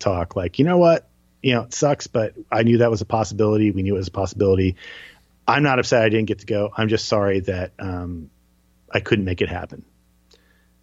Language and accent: English; New Jersey, United States; I'm from New Jersey